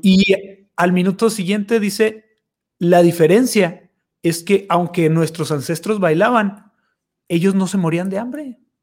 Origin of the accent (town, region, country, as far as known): Mexico